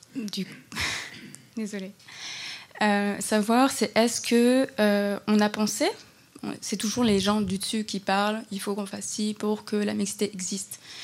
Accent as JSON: {"language": "French", "country": "France", "said": "moi aussi, je suis française"}